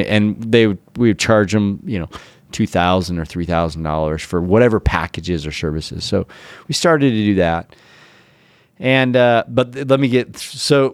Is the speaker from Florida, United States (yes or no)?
no; Ogden, Utah, United States; i'm from o town uh, Ogden, Utah